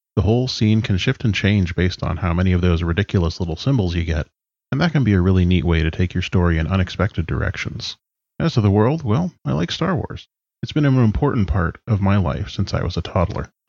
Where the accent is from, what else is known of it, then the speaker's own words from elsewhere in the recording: British Columbia, Canada; I'm from BC in Canada.